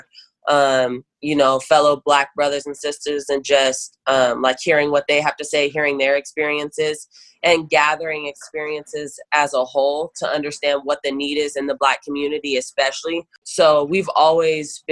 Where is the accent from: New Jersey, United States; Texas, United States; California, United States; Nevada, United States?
Nevada, United States; Douglas County; growing up here and in Douglas County